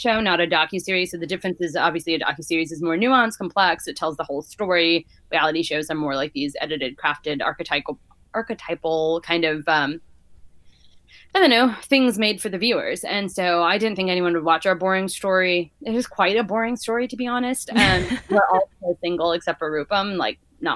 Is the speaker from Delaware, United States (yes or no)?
no; Texas, United States; I'm a girl from Texas